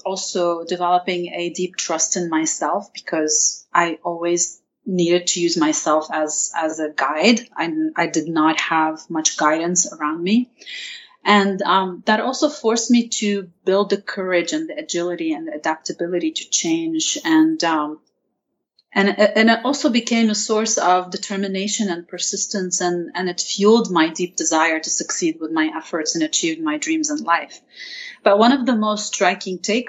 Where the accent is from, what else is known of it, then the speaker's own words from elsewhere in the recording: Lebanon; now in United States; my experience growing up in Lebanon, and by the way, about the accent, not all Lebanese have the same accent